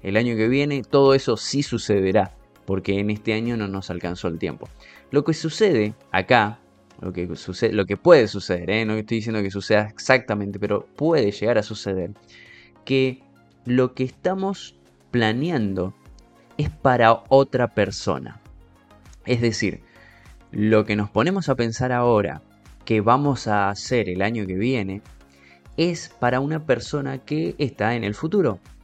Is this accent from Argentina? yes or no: yes; Argentina; Yo como argentino